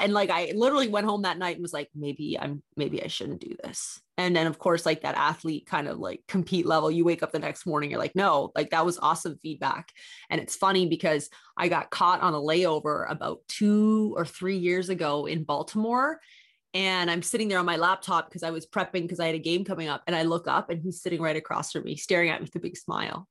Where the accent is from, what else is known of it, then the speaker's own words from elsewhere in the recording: Canada; also born or lived in Miami; I'm Canadian. I had a one-year visa